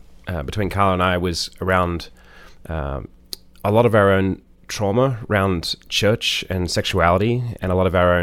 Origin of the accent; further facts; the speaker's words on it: Australia; moved away as an adult; also born or lived in Brooklyn, United States; now in United States; I'm an Australian singer-songwriter. I've lived in the States for 7 years, mostly in Brooklyn